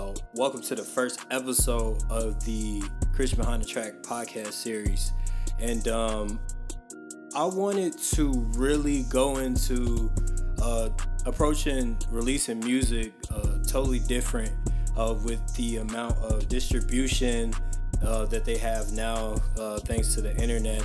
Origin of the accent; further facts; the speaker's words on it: Chicago, Illinois, United States; moved away as an adult; also born or lived in India; I'm originally from Chicago. I just moved back to Chicago maybe about 3 months ago.